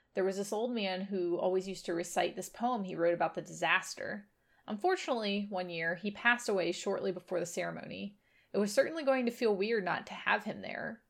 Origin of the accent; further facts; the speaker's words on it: Virginia, United States; also born or lived in Memphis, Tennessee; I come from Virginia. I live in a valley in between a bunch of mountains